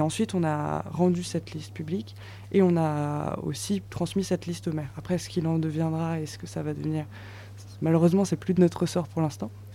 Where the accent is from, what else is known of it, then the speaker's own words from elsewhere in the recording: Metz, Grand Est, France; moi je suis messine, je viens de Metz dans l'est de la France